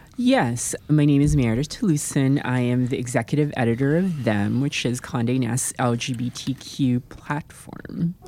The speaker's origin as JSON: {"language": "English", "country": "Philippines", "moved": "yes", "said": "I come from the Philippines"}